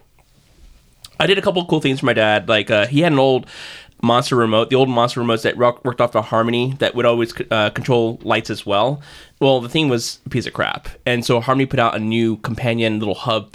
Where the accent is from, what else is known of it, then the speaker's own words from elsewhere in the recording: Texas, United States; I'm from Texas